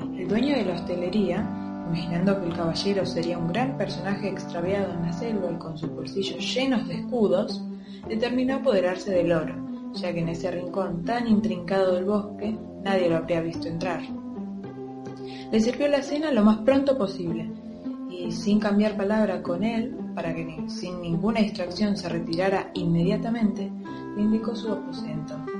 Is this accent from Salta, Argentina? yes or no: no; Buenos Aires, Argentina; soy de Capital Federal